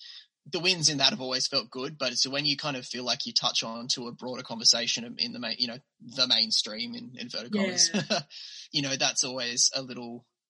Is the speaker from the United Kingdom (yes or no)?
no; Australia; accent: Australian